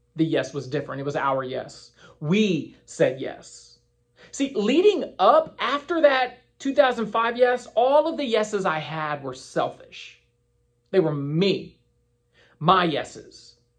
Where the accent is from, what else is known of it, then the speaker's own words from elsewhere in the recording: Winchester, Virginia, United States; moved away as an adult; now in Crystal Coast, North Carolina, United States; I was in Winchester, Virginia, my hometown